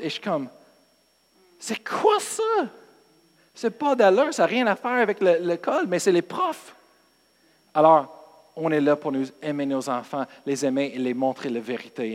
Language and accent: French; United States; Moi, je viens des États-Unis